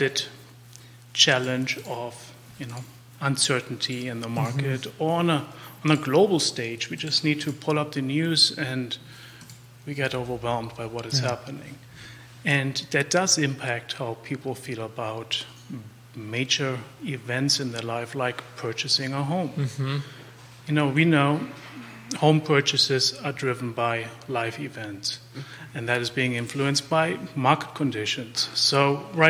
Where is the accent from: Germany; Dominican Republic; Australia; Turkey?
Germany; accent: German; English is a second language; moved away as an adult; now in Charlottesville, United States; I'm from Germany. You can probably tell by the accent.